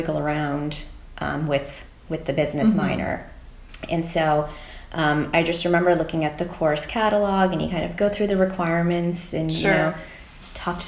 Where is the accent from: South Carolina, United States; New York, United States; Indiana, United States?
Indiana, United States; Fort Wayne; I grew up in Fort Wayne, Indiana, and, you know, obviously went to high school there